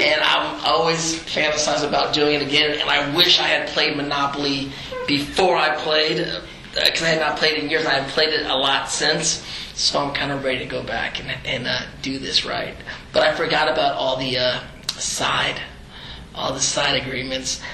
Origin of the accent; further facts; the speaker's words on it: the Bay Area, California, United States; I'm this Filipino kid from the Bay Area, like a little brown boy